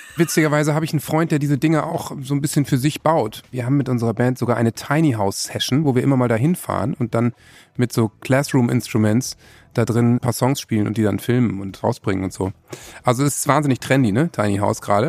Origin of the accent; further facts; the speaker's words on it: Northern Germany, Germany; mir als Norddeutscher